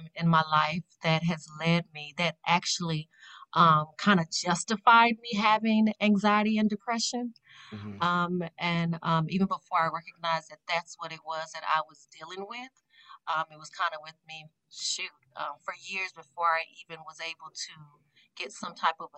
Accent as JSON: {"language": "English", "town": "Las Vegas", "region": "Nevada", "country": "United States", "tie": "born or raised there", "moved": "yes", "lives_now": "Ohio, United States", "said": "born and raised in Vegas, the West Coast. I'm currently living in Ohio"}